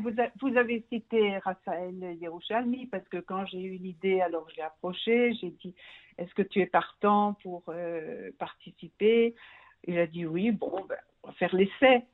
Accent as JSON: {"language": "French", "town": "Brussels", "region": "Brussels-Capital Region", "country": "Belgium", "tie": "born or raised there", "moved": "as an adult", "lives_now": "Israel", "said": "je suis née et j'ai grandi en Belgique, à Bruxelles"}